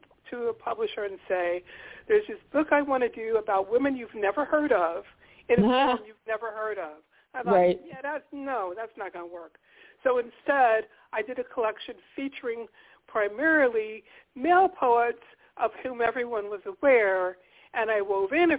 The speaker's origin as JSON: {"language": "English", "town": "New York City", "region": "New York", "country": "United States", "tie": "born or raised there", "said": "I was born in Harlem."}